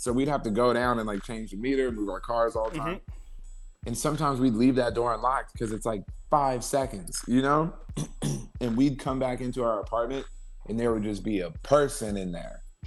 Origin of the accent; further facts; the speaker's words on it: Ventura, California, United States; moved away as an adult; also born or lived in San Fernando Valley, California / Los Angeles; I was originally from the Valley but then I moved to Ventura, right? So I mm-hmm. grew up kind of in Ventura, which is like an hour away from